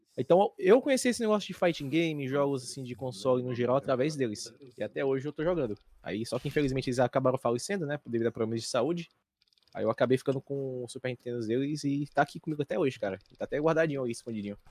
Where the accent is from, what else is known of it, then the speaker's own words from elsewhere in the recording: Fortaleza, Ceará, Brazil; Eu tenho 26 anos e sou de Fortaleza, Ceará